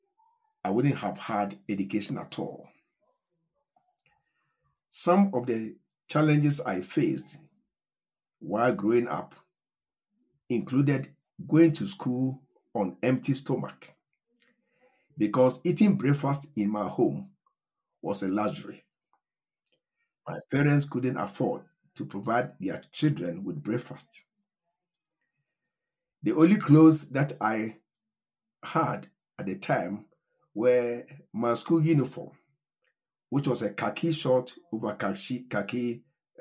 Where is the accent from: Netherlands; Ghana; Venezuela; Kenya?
Ghana; Ashanti; now in Johannesburg, South Africa; I was born at a village in the Ashanti region of Ghana, and that is where I grew up